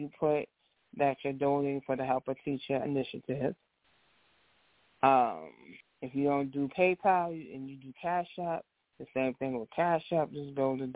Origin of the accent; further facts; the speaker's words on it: New York, United States; now in New Jersey, United States; I'm also from New York